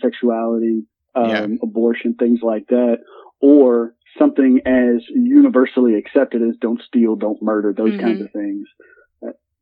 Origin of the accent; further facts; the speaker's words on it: Birmingham, Alabama, United States; I'm from Birmingham, Alabama, so I'm heart of Dixie right here.